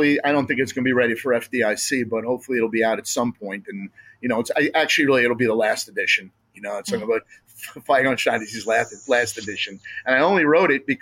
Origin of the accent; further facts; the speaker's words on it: New Jersey, United States; I'm from New Jersey. My uncle owns an olive oil business